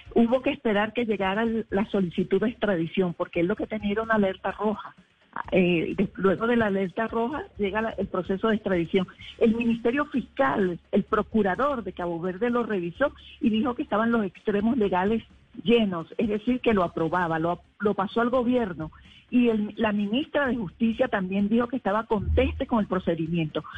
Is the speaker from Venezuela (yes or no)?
yes; Venezuela; moved away as an adult; now in Colombia